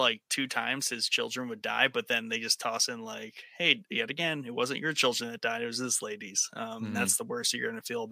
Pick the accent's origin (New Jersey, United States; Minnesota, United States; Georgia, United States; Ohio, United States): Ohio, United States; I'm from Ohio.